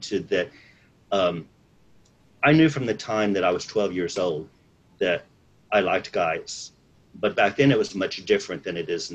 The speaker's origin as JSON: {"language": "English", "town": "San Antonio", "region": "Texas", "country": "United States", "tie": "born or raised there", "also_born_or_lived": "Dallas, Texas", "moved": "as an adult", "said": "I grew up in San Antonio in South Texas. And I moved to Dallas, Texas in June of 1998."}